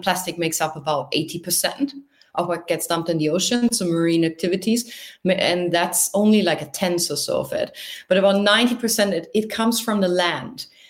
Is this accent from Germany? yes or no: yes; near the North Sea on the Dutch border, Lower Saxony, Germany; moved away as an adult; now in Tokyo, Japan; I'm from the north of Germany, close to the North Sea on the Dutch border